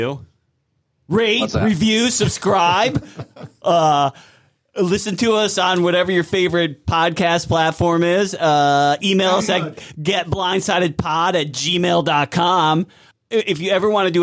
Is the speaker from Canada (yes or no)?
no; East Coast, United States; I'm from the East Coast, and we pronounce it Oregon